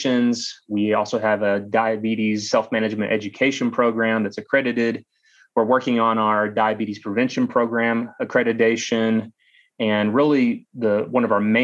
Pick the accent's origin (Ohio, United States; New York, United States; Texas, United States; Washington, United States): Texas, United States; Eastland; also born or lived in Austin, Texas; I grew up in rural West Texas in Eastland, Texas